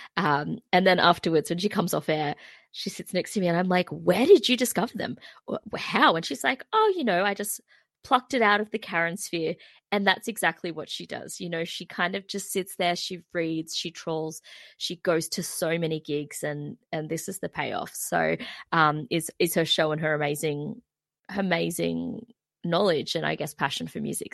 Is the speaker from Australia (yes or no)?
yes; Terrigal, New South Wales, Australia; I'm from Terrigal